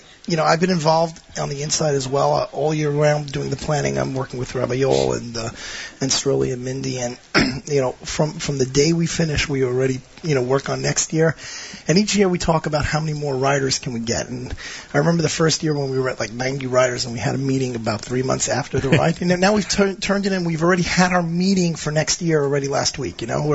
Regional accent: Brooklyn, New York, United States; Brooklyn, New York.

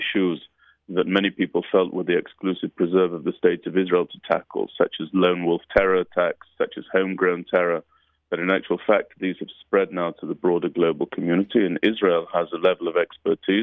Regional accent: United Kingdom; moved away; what we grew up with in the United Kingdom

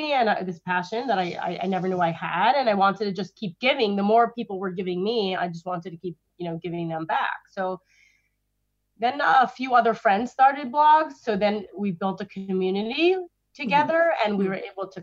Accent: New York City, New York, United States; grew up in Crown Heights, Brooklyn, which is where I still live, just around the block from my childhood home.

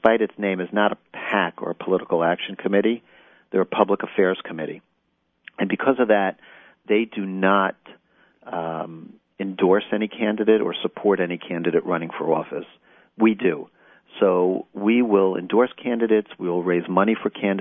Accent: Englewood, New Jersey, United States; I'm from Englewood, New Jersey

